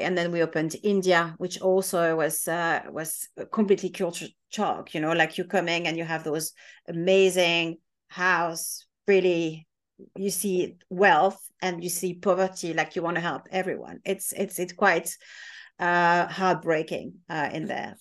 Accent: France; now in United Kingdom; I'm French, my husband is half Irish, half Belgian

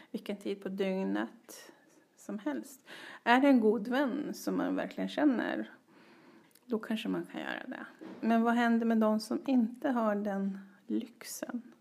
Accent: Ronneby, Blekinge, Sweden; also born or lived in Västerås; Så växte jag upp i Ronneby och i Västerås.

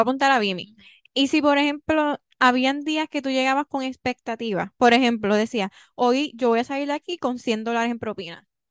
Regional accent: Puerto Rico; soy puertorriqueña

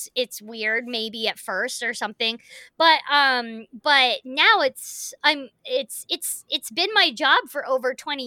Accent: United States; as an actor and as an American

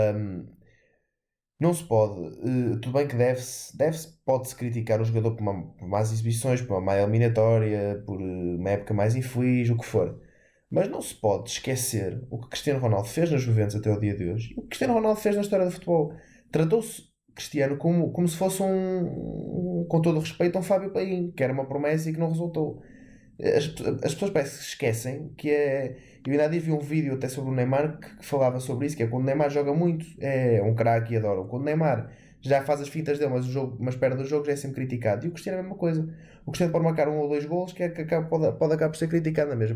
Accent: Portugal; como português

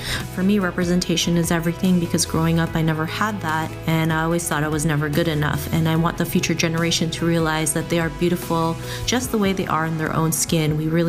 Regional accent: Toronto, Ontario, Canada; I am from Toronto, Canada

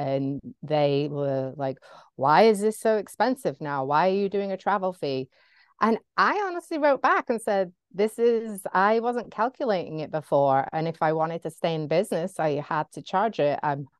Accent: Brooklyn, New York, United States; accent: English; grew up in Brooklyn. I feel like I'm an American with an English accent, which I am an American with an English accent.

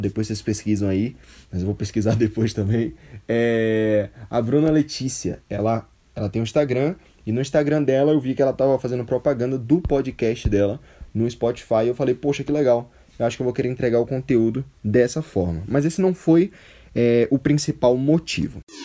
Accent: Salvador, Bahia, Brazil; É, sou soteropolitano, Salvador, Bahia, Brasil, minha terra

